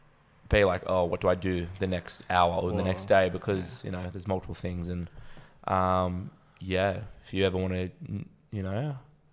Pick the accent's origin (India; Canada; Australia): Australia; accent: Australian; my Australian accent